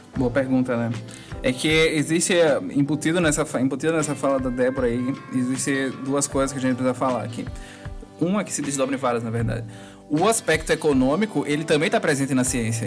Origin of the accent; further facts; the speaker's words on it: Northeast Region, Brazil; Eu sou do Nordeste